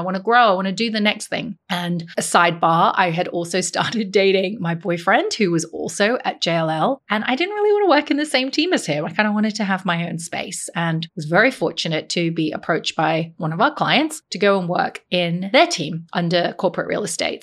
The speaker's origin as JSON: {"language": "English", "country": "Hong Kong", "tie": "born or raised there", "moved": "yes", "said": "I grew up in Hong Kong"}